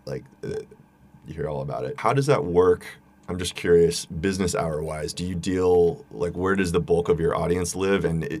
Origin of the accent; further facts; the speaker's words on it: United States; as an American